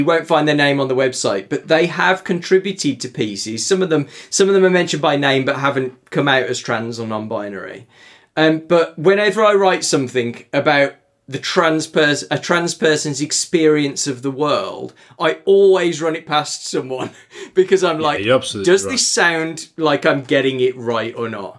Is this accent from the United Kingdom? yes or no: yes; United Kingdom; we're British